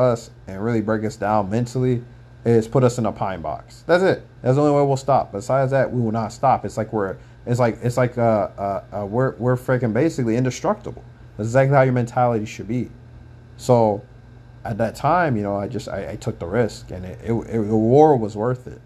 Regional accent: Anchorage, Alaska, United States; moved away as an adult; I'm from Anchorage. I told you guys, I'm from Alaska.

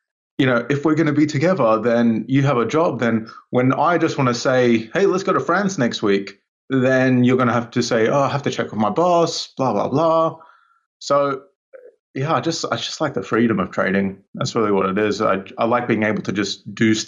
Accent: Australia; now in United Kingdom; I was originally from Australia. I grew up in Australia

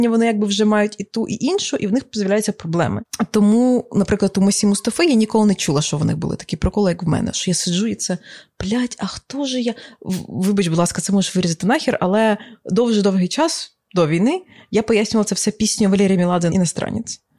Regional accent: Ukraine; Я народилася в Україні

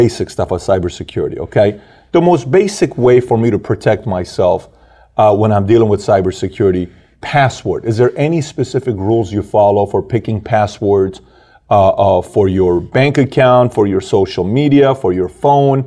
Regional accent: Iran; moved away; I'm from Iran

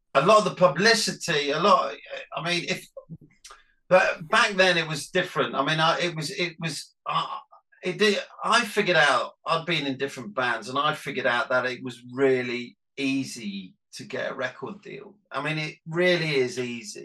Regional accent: Nottingham, East Midlands, United Kingdom; because we're from Nottingham, we used to go and play in Leicester at the Charlotte a lot

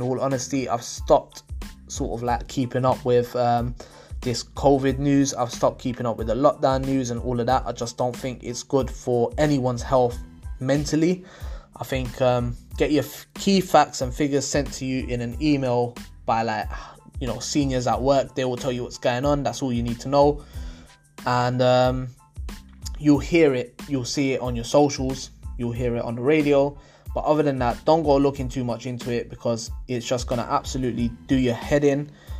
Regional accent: Leicester, East Midlands, United Kingdom; Like, trust me, man, I'm from Leicester, innit?

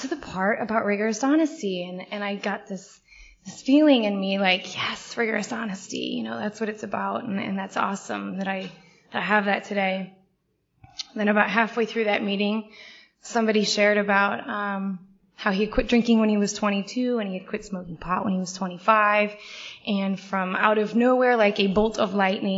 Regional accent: St. Louis, Missouri, United States; I grew up in St. Louis

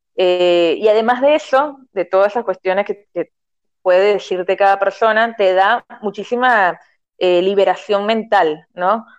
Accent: Venezuela; moved away as an adult; now in Argentina

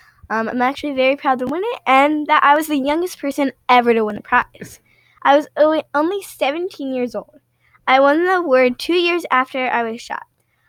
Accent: Pakistan; Yeah, so I grew up in Pakistan, my brothers, my mom, and my dad.

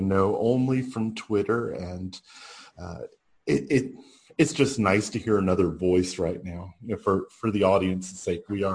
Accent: Huntsville, Alabama, United States; I grew up in Huntsville, Alabama, which is a big space town.

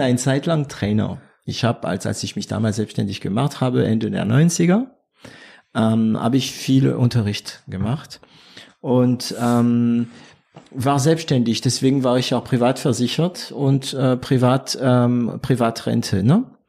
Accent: France; German is a second language; also born or lived in Swabia; now in Germany; da bin ich äh, Franzose geblieben.

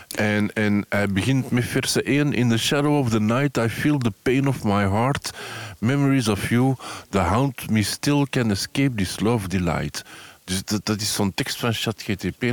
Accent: Antwerp, Flanders, Belgium; omdat ik van Antwerpen ben.

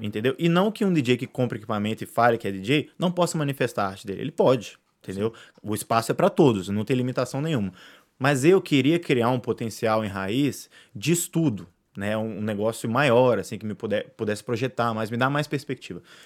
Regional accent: Brazil; o que me resta como brasileiro é torcer muito, né? Porque eu amo meu país

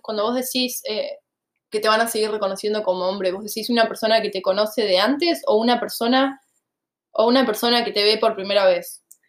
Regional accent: Argentina; moved away as an adult; yo me fui de Argentina en 2017

